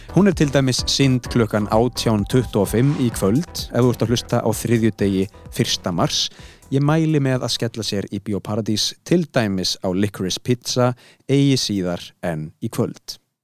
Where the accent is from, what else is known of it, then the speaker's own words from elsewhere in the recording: Iceland; við erum Íslandingar